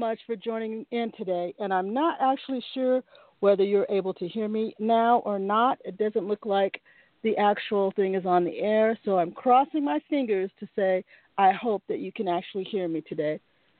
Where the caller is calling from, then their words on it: Seattle, Washington, United States; I'm calling you from Seattle, Washington, USA.